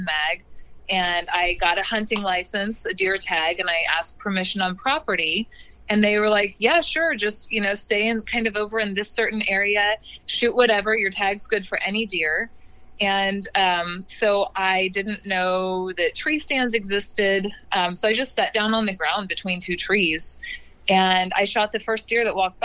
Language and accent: English; Oklahoma, United States; I grew up in Oklahoma.